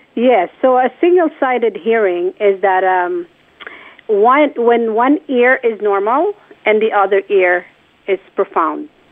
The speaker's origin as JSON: {"language": "English", "country": "Philippines", "tie": "born or raised there", "moved": "yes", "said": "I was already working at a hearing clinic in my hometown, which is the Philippines."}